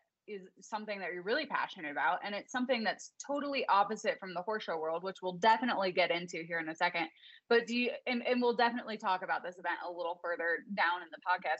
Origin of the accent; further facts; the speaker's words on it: Chicago, Illinois, United States; now in Colorado, United States; I'm from Chicago